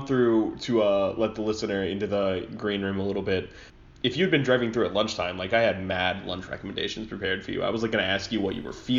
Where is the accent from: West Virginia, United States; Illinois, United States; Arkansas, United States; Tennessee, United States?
Arkansas, United States; Conway; Conway, Arkansas, which is literally my hometown